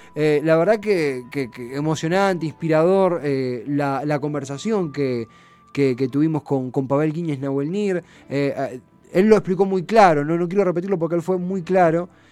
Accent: Argentina; como argentinos

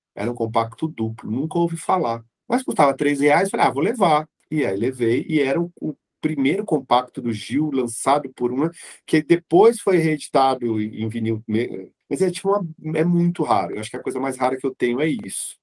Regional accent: São Paulo, Brazil; eu nasci e cresci na Zona Norte de São Paulo

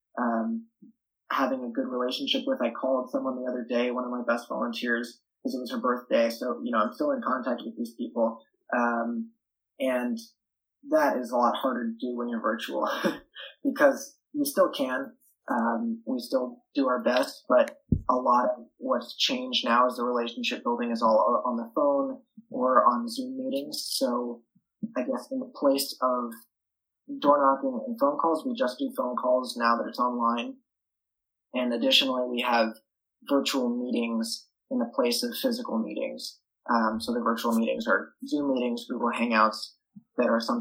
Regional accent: New York City, New York, United States; I am from New York City, so it's a very liberal place. My high school is extremely liberal.

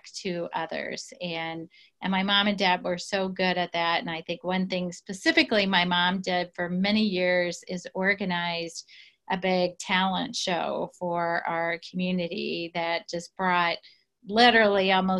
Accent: southern Indiana, United States; I grew up in a very small town, southern Indiana.

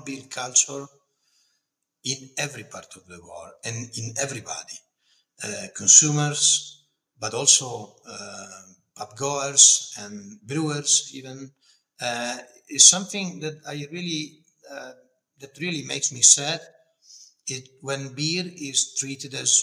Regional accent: Piedmont, Italy

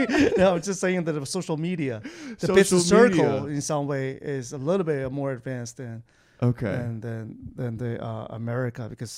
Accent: Beijing, China; Yeah, I'm visiting from Beijing, China, actually.

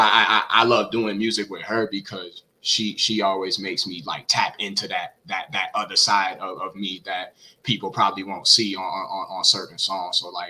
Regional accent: the South, United States; especially growing up in the South, like, it's so heavy. It's so heavy down here.

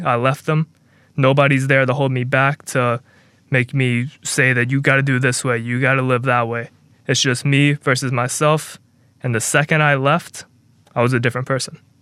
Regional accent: Mobile, Alabama, United States; my hometown, small town of Mobile, Alabama

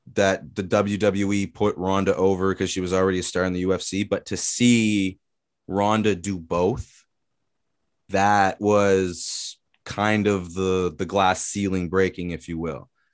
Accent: Canada; we're Canadian

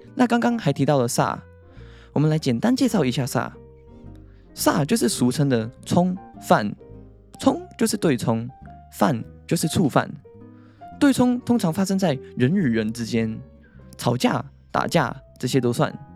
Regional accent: Hong Kong; now in Taiwan; 因为我以前在香港

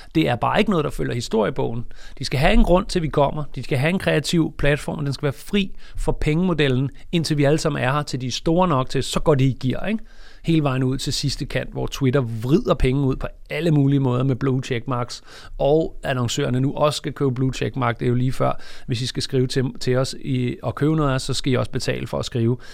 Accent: Denmark; vi er fra Danmark

